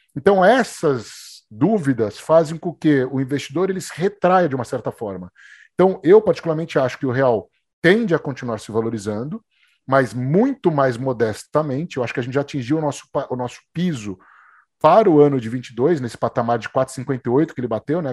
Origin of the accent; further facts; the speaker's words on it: Brazil; A gente é brasileiro